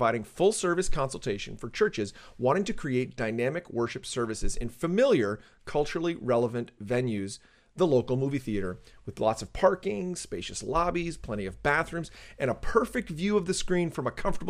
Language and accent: English; Canada; now in New Jersey, United States; as a Canadian, who's now living in the States